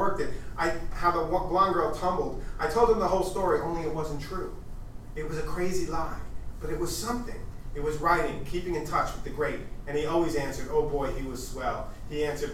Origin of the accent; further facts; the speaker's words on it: East Coast, United States; moved away as an adult; also born or lived in Los Angeles; as an East Coaster going